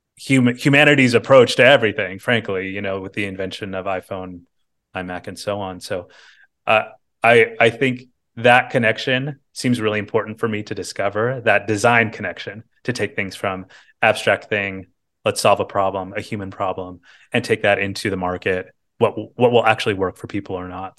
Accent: Bakersfield, California, United States; now in San Francisco, United States; I was born in Bakersfield, California, Central Valley, California

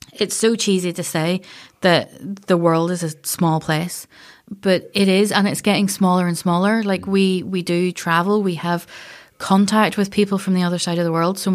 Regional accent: Castlerock, Northern Ireland, United Kingdom; so I'm from Castle Rock. So we would be at the beach every couple of days, and I'd be poking about in rock pools

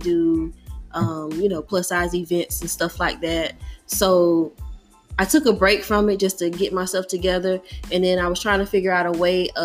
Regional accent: Jacksonville, Florida, United States; moved away as an adult; now in Atlanta, United States; I am originally from Florida. Florida girl in the house.

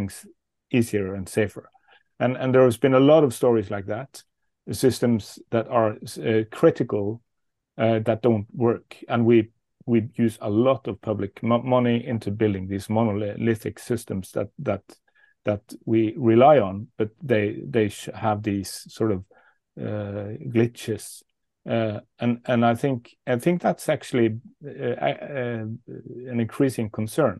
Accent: Bergen, Vestland, Norway; in my hometown, Bergen

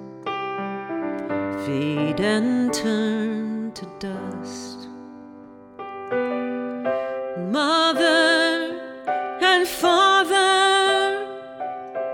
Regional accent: Southern California, United States; also born or lived in Memphis, Tennessee; We moved to Southern California when I was 3, and I was raised in Southern California

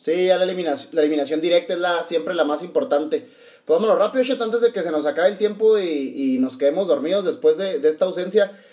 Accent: Chihuahua, Mexico; nosotros que somos acá de Chihuahua

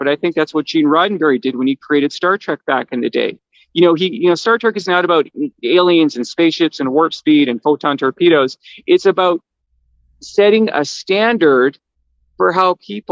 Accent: Canada; I'm Canadian

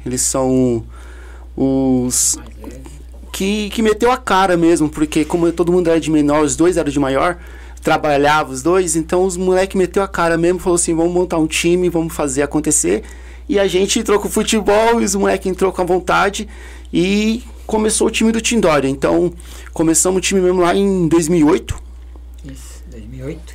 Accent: São Paulo, Brazil; A gente vem de um bairro lá do Chácara Santa Amaro

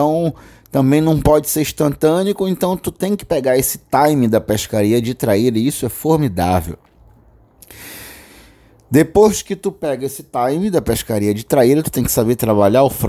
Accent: Belém, Pará, Brazil; Principalmente eu que moro na Amazônia, né? Nasci aqui em Belém do Pará e pesco com meu pai desde os 12 anos de idade acampando pela Amazônia.

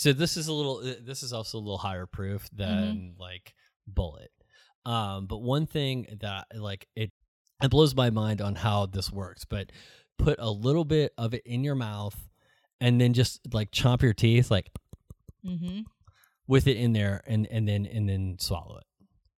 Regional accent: San Antonio, Texas, United States; Hi, I'm from San Antonio, and it's ….

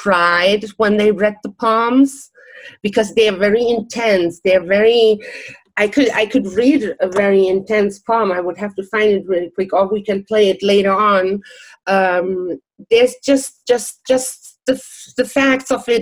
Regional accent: Germany; English is a second language; moved away; also born or lived in Czech Republic / Miami Beach, United States; I'm born in Czech Republic, but I never went to school in Czech Republic. I grew up in Germany

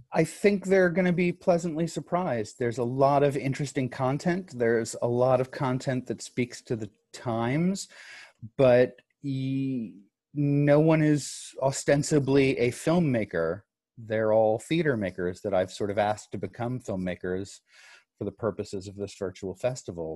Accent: Dallas, Texas, United States; also born or lived in New York / Santa Fe, New Mexico; I'm based out of Dallas. I've been here for about 14 years now. I started, I grew up here. I was born in New York, grew up here

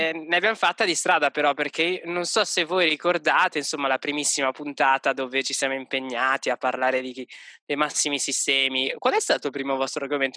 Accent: Milan, Lombardy, Italy; moved away as an adult; now in Vienna, Austria; vengo da Milano

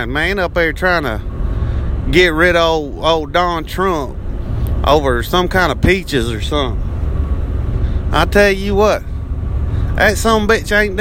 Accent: Texas, United States; accent: redneck; I am from Texas

